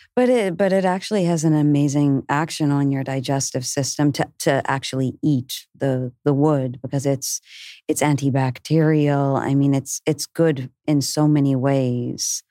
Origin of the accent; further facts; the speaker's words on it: Canada; moved away as an adult; also born or lived in Peruvian Amazon; I'm from Canada. Um, from the time I was a young, young child, I had a deep resonance with the way of, you know, the Lakota and where I was born in Canada